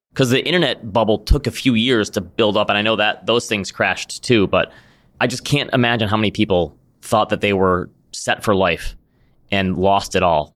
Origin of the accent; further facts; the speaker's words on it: Midwest, United States; being a Midwesterner